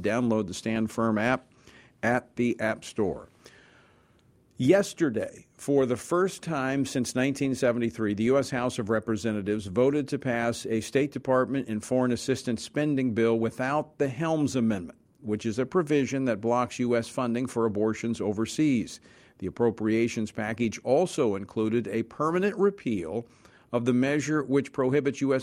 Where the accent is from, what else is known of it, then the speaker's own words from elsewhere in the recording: Louisiana, United States; the 4th Congressional District of my home state of Louisiana